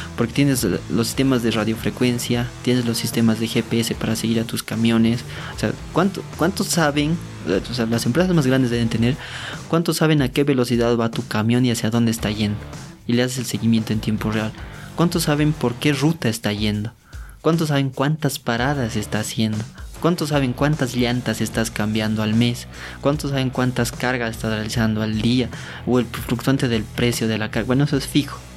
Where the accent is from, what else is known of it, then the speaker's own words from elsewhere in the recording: Oruro, Bolivia; Como soy de Oruro me decían Quirquincho